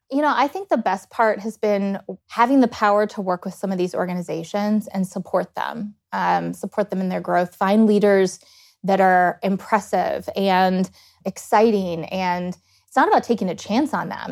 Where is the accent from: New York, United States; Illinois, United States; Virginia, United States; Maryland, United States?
Virginia, United States; Blacksburg; moved away as an adult; also born or lived in Dayton, Ohio; now in Columbus, United States; I grew up between two towns in Virginia, graduated high school in Blacksburg